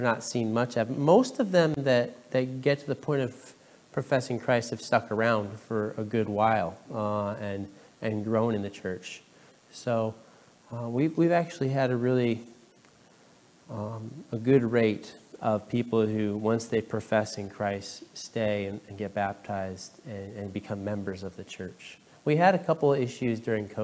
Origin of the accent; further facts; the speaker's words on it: Pittsfield, Massachusetts, United States; moved away as an adult; also born or lived in Brooklyn, New York; now in Bronx, United States; I grew up in Pittsfield, Massachusetts